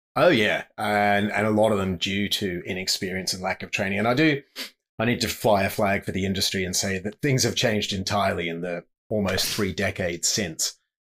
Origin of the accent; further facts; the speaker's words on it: Sydney, New South Wales, Australia; moved away as an adult; also born or lived in Zimbabwe / South Africa / Okavango Delta, Botswana; growing up in Sydney